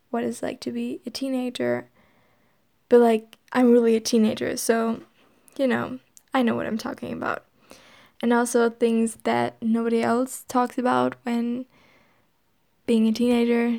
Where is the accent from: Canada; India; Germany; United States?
Germany; accent: German; first language German; English is a second language; My first language is German. Maybe you can hear that in the accent